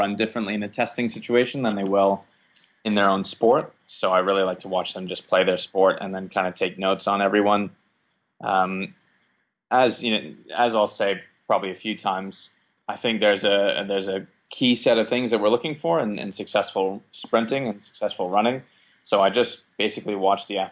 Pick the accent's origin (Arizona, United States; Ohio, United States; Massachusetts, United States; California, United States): Massachusetts, United States; Boston; moved away as an adult; also born or lived in Maryland / Amsterdam, Netherlands; now in New Zealand; I was born in Boston, Massachusetts, so in New England, not too far away from where you are now. I competed in wrestling and lacrosse growing up, pretty stereotypical Northeastern sports